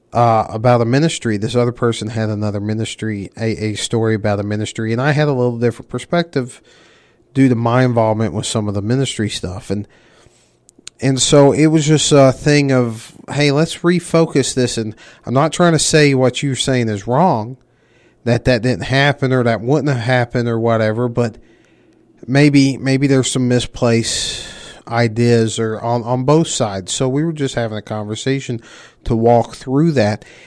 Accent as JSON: {"language": "English", "region": "the South", "country": "United States", "tie": "born or raised there", "said": "I grew up in the South."}